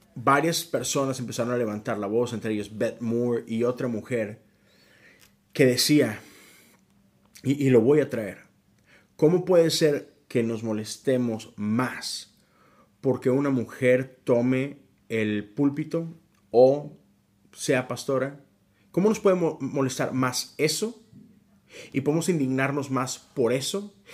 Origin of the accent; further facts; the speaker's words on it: Mexico; México, que es mi país de origen